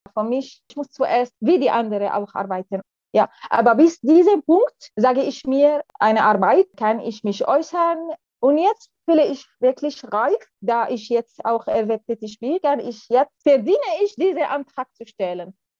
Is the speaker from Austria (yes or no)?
no; Syria; German is a second language; moved away as an adult; also born or lived in France; now in Germany; ich komme aus Syrien, ich bin hier in Deutschland seit mehr als sechs Jahren schon.